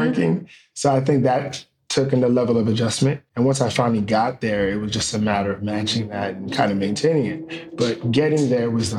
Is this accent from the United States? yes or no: yes; Spring Valley, New York, United States; moved away as an adult; also born or lived in Brooklyn, New York / Albany, New York / Clinton, Oklahoma; I grew up in the suburbs of New York. Rockland County, 845, Spring Valley